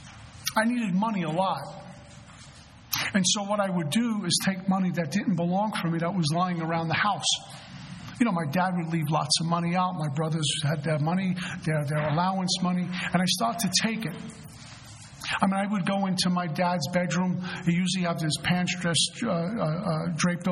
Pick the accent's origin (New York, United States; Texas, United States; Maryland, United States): New York, United States; New York City; moved away; also born or lived in New Jersey / South Florida / Colorado; I'm originally from Brooklyn, New York